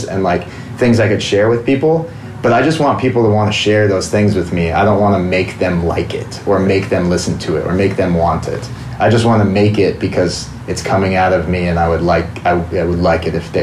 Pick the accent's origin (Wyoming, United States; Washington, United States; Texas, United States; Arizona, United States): Washington, United States; I grew up in Washington